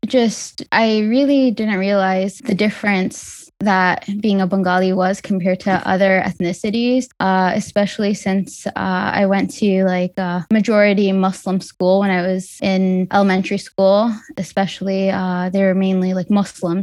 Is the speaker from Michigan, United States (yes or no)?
yes; Detroit, Michigan, United States; I was born and raised in Detroit